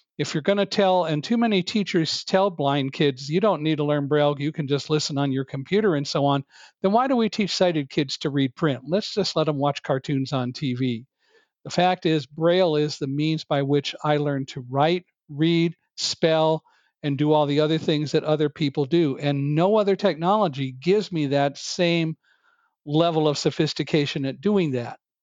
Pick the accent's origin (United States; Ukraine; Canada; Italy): United States; California; also born or lived in Chicago / Boston; I was born in Chicago, but moved to California when I was five